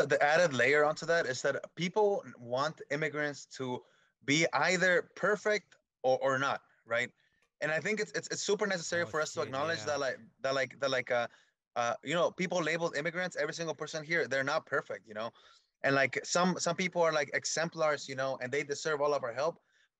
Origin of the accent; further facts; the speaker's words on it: Michoacán, Mexico; Yeah, I'm from Michoacán, Mexico.